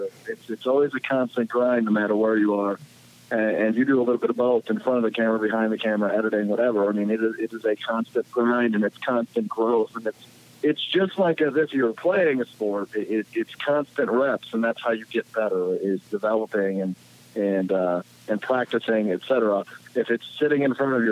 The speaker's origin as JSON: {"language": "English", "town": "Green Bay", "region": "Wisconsin", "country": "United States", "tie": "born or raised there", "said": "I'm from Green Bay"}